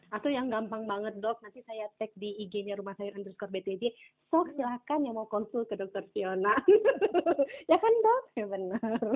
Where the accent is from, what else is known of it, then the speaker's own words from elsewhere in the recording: Aceh, Indonesia; saya ini kan orang Aceh ya kan hmm. uh, kita tuh di Aceh